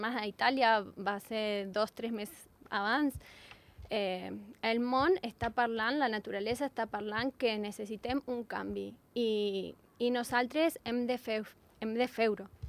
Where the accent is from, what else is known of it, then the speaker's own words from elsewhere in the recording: Argentina; Catalan is a second language; now in Andorra; jo sóc argentina